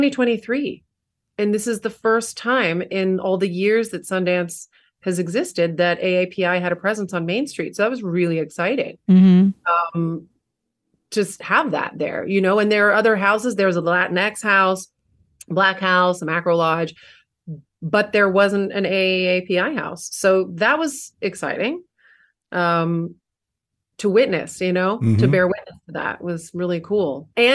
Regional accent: Taiwan; And when I was growing up in Taiwan, that's what my dad did.

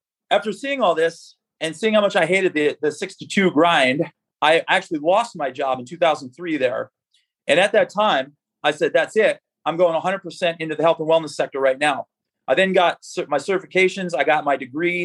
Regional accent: Falls, Pennsylvania, United States; moved away; I grew up in Northeast Pennsylvania, a small town called Falls, PA

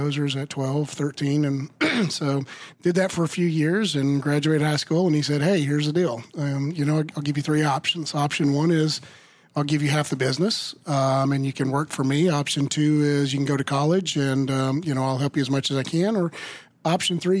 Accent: Oklahoma, United States; So I was born and raised in Oklahoma on a farm.

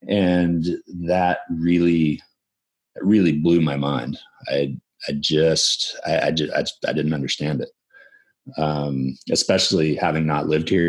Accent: Eugene, Oregon, United States; I grew up in Eugene, Oregon. My dad was a teacher

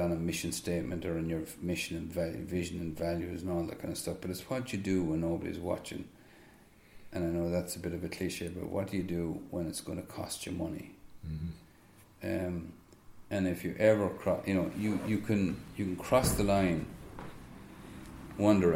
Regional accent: Tipperary, Munster, Ireland; also born or lived in Netherlands; I'm from Tipperary

